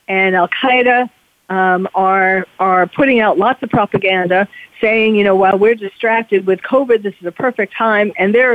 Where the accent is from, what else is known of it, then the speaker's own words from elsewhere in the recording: New York City, New York, United States; now in California, United States; I'm originally from New York City, and when 9/11 happened, even though I had moved already to California, you can't take the New York City out of the girl